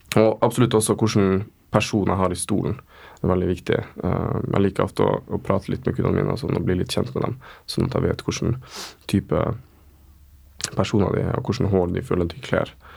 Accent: Kjøllefjord, Finnmark, Norway; moved away as an adult; also born or lived in Tromsø; now in Oslo, Norway; kommer ifra uh, Finnmark. Bitte lita fiskevær som heter Kjøllefjord

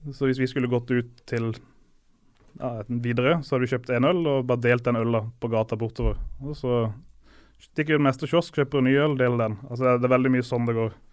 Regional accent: Norway; also born or lived in Montevideo, Uruguay; som nordmann

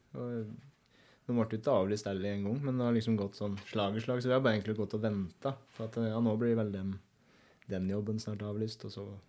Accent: Eina, Innlandet, Norway; jeg vokste jo opp på

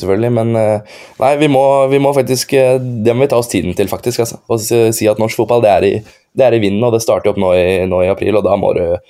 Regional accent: Tjøme, Vestfold, Norway; jeg er jo fra Tjøme

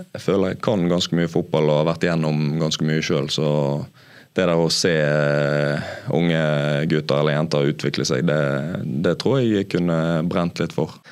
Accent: Bergen, Vestland, Norway; være bergenser og spille i Brann

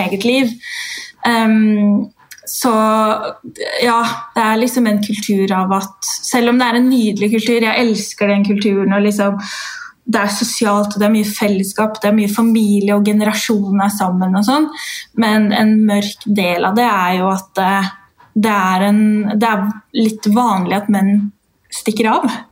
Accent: Norway; also born or lived in Dominican Republic; de seks første årene av livet mitt er jo derfra. Jeg ble født

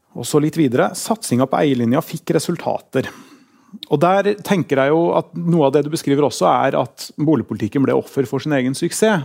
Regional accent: Oslo, Norway; now in Trondheim, Norway; Jeg er fra Torshov. Der bodde vi i en liten leilighet

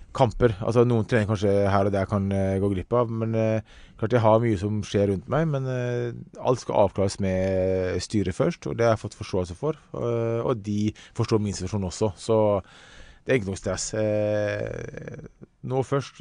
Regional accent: Ålesund, Møre og Romsdal, Norway; Jeg kommer fra Hessa i Ålesund

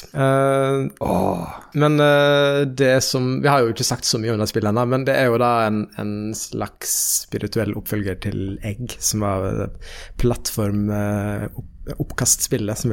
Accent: Nairobi, Kenya; born there; jeg er født i Nairobi mm. i Kenya.

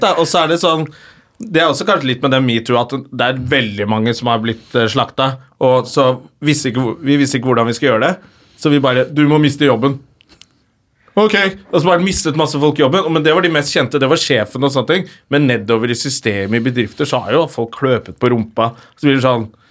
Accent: Oslo, Norway; accent: Oslo west end (vestkant); Jeg er fra Røa. Nå snakker jeg mye mer Oslo

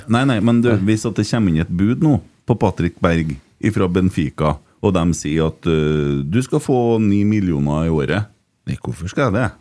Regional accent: Sunnmøre, Møre og Romsdal, Norway; vi kommer to fra Sunnmøre

